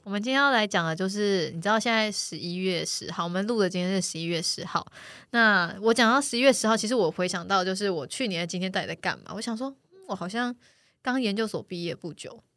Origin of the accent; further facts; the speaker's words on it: Taichung, Taiwan; now in Taipei, Taiwan; 我也台中人